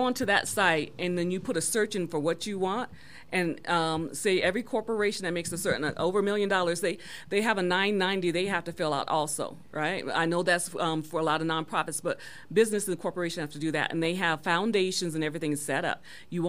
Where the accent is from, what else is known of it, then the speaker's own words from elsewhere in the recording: Colorado Springs, Colorado, United States; I grew up in Colorado Springs